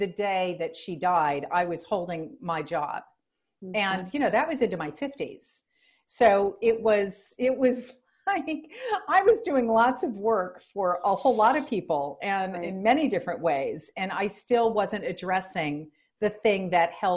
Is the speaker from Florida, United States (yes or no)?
no; New Orleans, Louisiana, United States; I'm from the Deep South. I was born in New Orleans, Louisiana